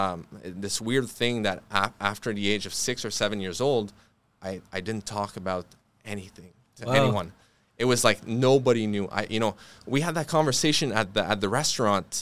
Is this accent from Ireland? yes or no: no; Fort-Coulonge, Quebec, Canada; I come from Fort Collonges is a very, very rough town.